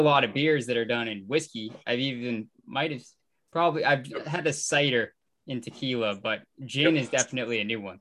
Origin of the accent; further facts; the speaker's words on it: Melrose, Massachusetts, United States; now in Maine, United States; being from Boston, we're from Melrose